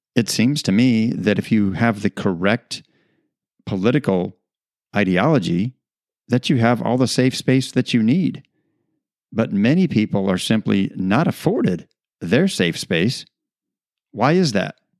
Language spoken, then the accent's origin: English; United States; in our country today